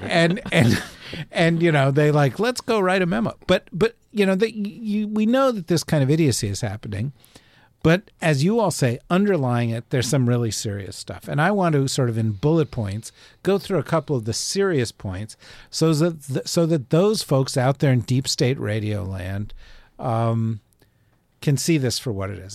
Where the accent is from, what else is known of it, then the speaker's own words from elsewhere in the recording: New Jersey, United States; let me speak in my native tongue because I'm from New Jersey.